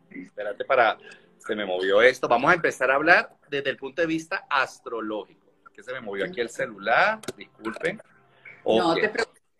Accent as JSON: {"language": "Spanish", "country": "Colombia", "said": "yo de nacionalidad soy colombiano y yo me acuerdo que yo en Colombia viví toda la época del narcotráfico, viví toda la época de..."}